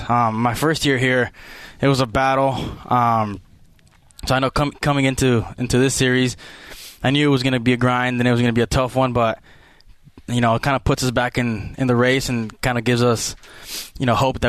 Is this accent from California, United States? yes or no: yes; Chula Vista, California, United States; moved away as an adult; now in Provo, United States; I was born in Chula Vista, went to Otay Ranch High School, graduated from there, and then I went to Southwestern College for 2 years and ended up here at Brigham.